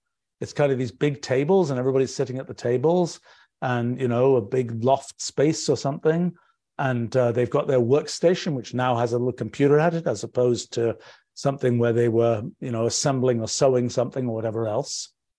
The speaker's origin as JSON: {"language": "English", "region": "England", "country": "United Kingdom", "moved": "yes", "lives_now": "United States", "said": "I was very surprised about this when I came to the US from England"}